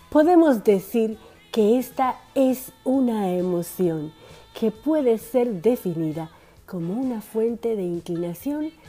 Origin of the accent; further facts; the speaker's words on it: Dominican Republic; now in Argentina; una dominicana en Argentina por esta RSC Radio.